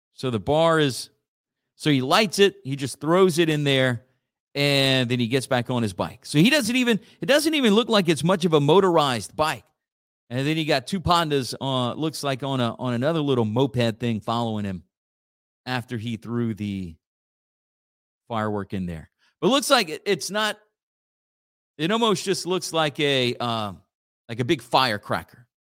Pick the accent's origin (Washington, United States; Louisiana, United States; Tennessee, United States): Louisiana, United States; Church Point; my hometown again. Uh, Church Point Community Development Corporation